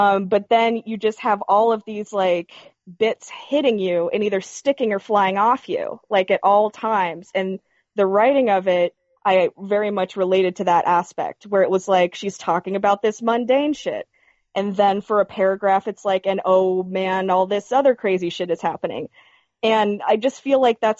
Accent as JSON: {"language": "English", "town": "Knoxville", "region": "Tennessee", "country": "United States", "said": "I'm from East Tennessee, so, like, I'm not sure how many other people know who that is. Like, I'm literally from Knoxville"}